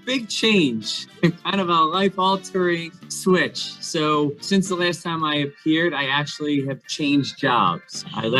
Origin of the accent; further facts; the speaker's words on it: Pennsauken, New Jersey, United States; I am now the township administrator for Pentalkin, my hometown, the place where I grew up and I love dearly.